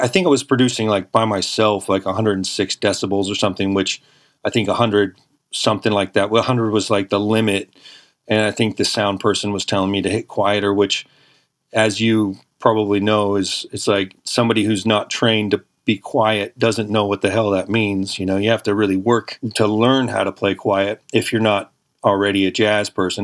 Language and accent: English; San Francisco Bay Area, California, United States; I'm from the San Francisco Bay Area.